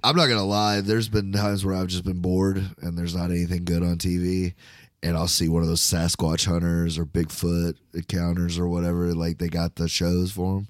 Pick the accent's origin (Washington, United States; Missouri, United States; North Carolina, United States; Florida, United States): Florida, United States; I'm from Florida